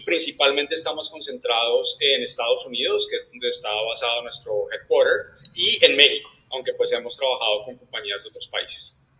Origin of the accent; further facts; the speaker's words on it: Colombia; yo soy de, de Colombia